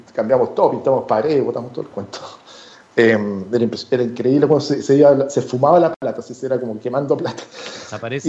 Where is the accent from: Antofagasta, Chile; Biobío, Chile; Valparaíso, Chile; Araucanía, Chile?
Antofagasta, Chile; also born or lived in Santiago; Yo, yo nací eh, acá en Santiago, pero mis papás, mi papá estudiaba eh, medicina acá en Santiago y se fue cuando yo era muy chico, dos años, a Antofagasta